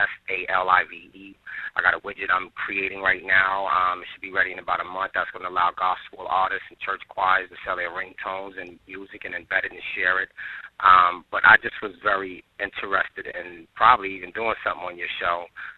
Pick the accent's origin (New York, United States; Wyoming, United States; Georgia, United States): New York, United States; I'm actually looking at one of your shows about the church podcast. Very, very interesting. I'm a black male. I'm from New York.